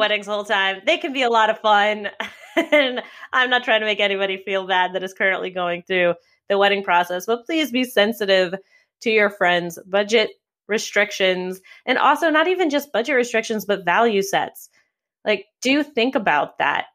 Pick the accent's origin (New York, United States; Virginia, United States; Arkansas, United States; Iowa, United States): New York, United States; New York City; my hometown of New York City